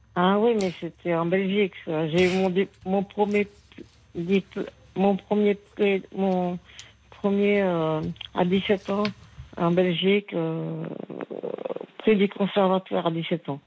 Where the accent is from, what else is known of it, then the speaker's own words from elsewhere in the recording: Béthune, Hauts-de-France, France; je suis native du Pas-de-Calais